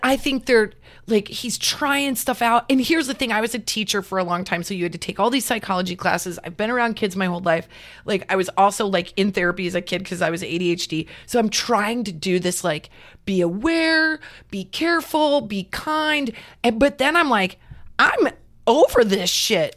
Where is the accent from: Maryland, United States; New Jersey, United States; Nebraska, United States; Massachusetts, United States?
Nebraska, United States; now in California, United States; We're from Nebraska